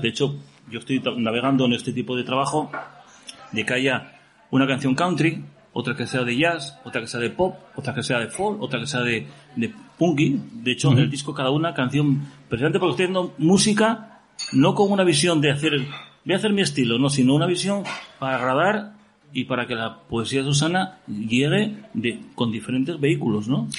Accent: Gijón, Asturias, Spain; Y que soy de Gijón, joder. Llevo aquí toda la vida.

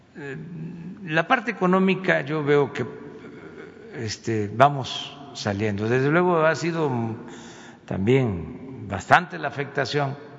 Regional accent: Tepetitán, Tabasco, Mexico; soy de Tepetitán, Macuspana, Tabasco

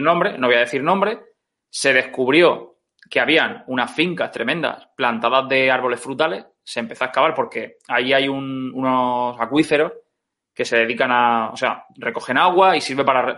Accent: Orihuela, Valencian Community, Spain; yo soy originario de Orihuela y el río hmm. pasa por el medio de la ciudad

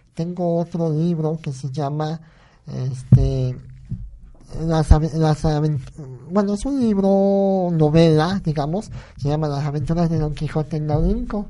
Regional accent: Naolinco, Veracruz, Mexico

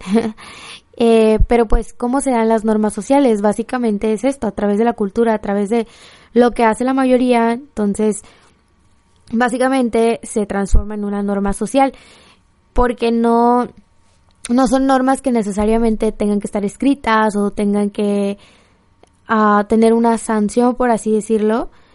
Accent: Mexico; soy mexicana, amo México, amo Tijuana

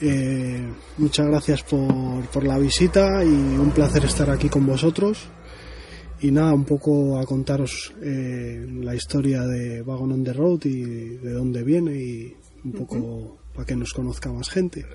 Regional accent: Cantabria, Spain; la zona por donde más me muevo es, mi tierra, que es Cantabria.

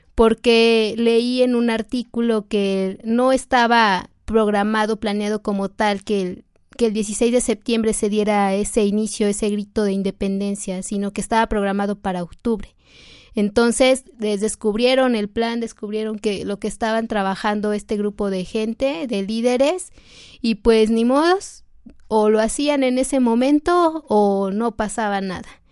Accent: Mexico; desde entonces empezamos a ser mexicanos y somos mexicanos

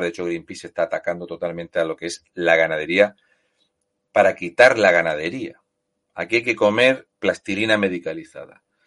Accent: Spain; los españoles, como somos españoles

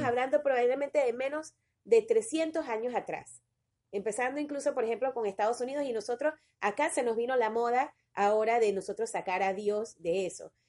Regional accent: Panama; nosotros ahora como panameños, como ciudadanos de este país

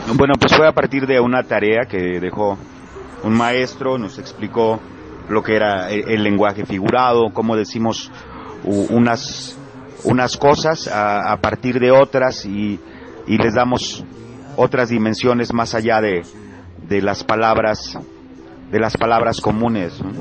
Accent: Acapulco, Guerrero, Mexico; accent: costeño

